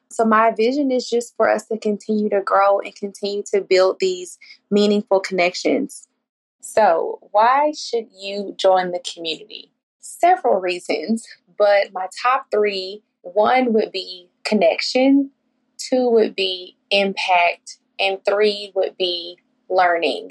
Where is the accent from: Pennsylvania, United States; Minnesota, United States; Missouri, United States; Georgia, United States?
Georgia, United States; Atlanta; I'm from Atlanta, Georgia.